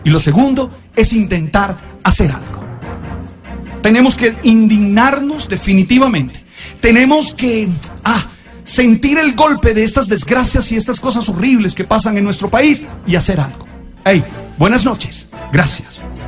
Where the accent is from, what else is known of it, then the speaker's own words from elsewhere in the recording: Colombia; nosotros los colombianos